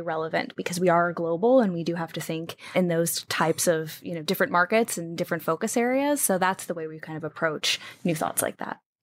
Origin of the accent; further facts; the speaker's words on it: United States; also born or lived in New Jersey / Wheeling, West Virginia / Washington, D.C. area; now in Pacific Northwest, United States; grew up in, uh, New Jersey and Wheeling, West Virginia.